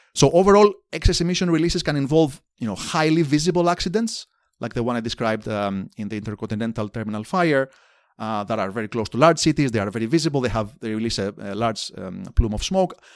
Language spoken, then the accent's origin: English; Athens, Attica, Greece; moved away as an adult; also born or lived in Amherst, Massachusetts; now in Indiana, United States; I grew up in Athens, Greece, in the nineteen eighties.